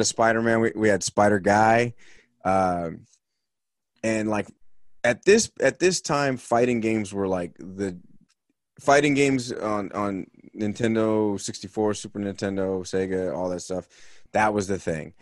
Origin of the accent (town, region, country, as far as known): Los Angeles, California, United States; born or raised there; moved away as an adult; also born or lived in Salt Lake City; now in Boston, United States